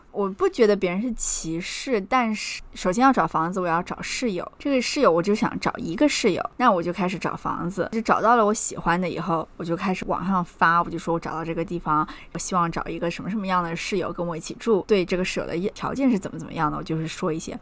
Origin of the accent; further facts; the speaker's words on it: China; moved away as an adult; also born or lived in Oklahoma, United States; now in New York, United States; 我们作为中国人